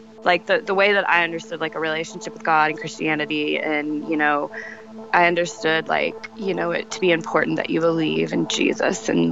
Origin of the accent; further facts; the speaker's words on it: Sacramento, California, United States; I grew up in Sacramento, or California